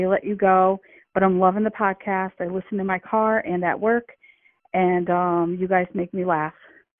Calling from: Vernon, Connecticut, United States; I'm calling from Vernon, Connecticut.

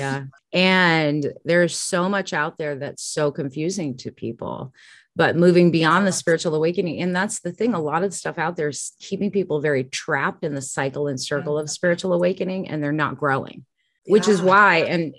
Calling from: San Antonio, Texas, United States; also born or lived in Durango / San Diego; San Antonio.

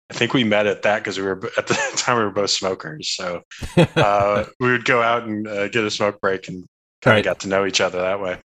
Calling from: Chicago, Illinois, United States; I'm calling from Chicago, Illinois.

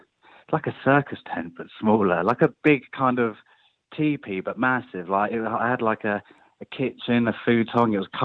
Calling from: London, United Kingdom; Actually calling from London, yeah.

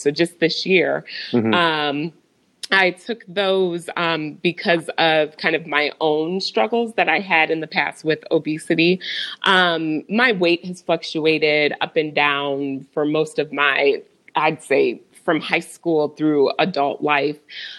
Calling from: Overland Park, Kansas, United States; So I am coming from Overland Park, Kansas. It's a suburb right outside of Kansas City.

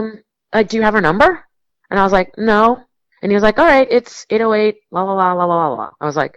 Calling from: Rhode Island, United States; I'm calling from Newport, or I'm calling from Rhode Island

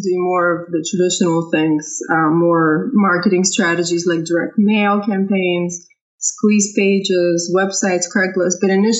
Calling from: Louisville, Kentucky, United States; I'm calling from Louisville.

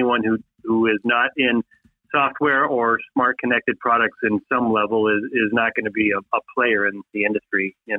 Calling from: Minnesota, United States; I'm in Minnesota, and we've already had snow this year.

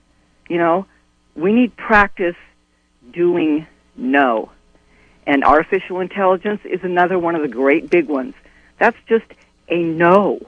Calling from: Albion, United States; from Albion.

